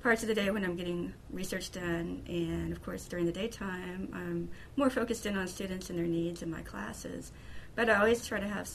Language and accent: English; Murray, Kentucky, United States; I grew up in Murray in the western part of Kentucky